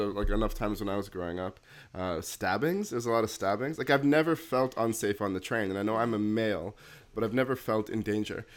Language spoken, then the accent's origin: English; Toronto, Ontario, Canada; moved away as an adult; now in New Brunswick, Canada; me growing up in Toronto, I obviously was exposed to a lot more diversity